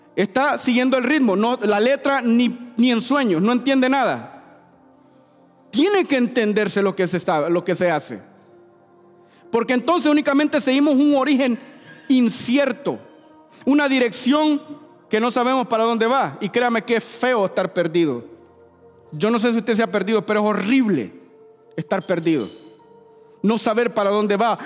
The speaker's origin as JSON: {"language": "Spanish", "country": "Honduras", "moved": "yes", "lives_now": "St. Louis, United States", "said": "yo soy hondureño."}